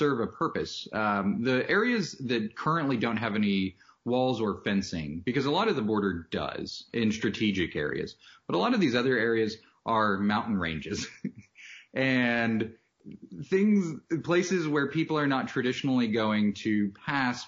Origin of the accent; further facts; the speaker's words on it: El Paso, Texas, United States; I grew up in El Paso, right on the border